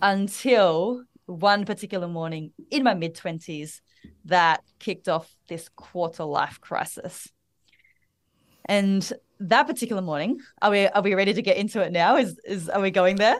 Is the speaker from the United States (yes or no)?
no; Melbourne, Victoria, Australia; accent: Australian; now in Bali, Indonesia; I am the daughter of immigrant parents. I was born and raised in Melbourne, Australia.